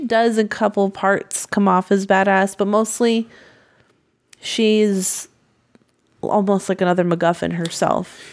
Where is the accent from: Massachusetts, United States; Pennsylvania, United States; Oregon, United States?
Massachusetts, United States; I'm from Massachusetts.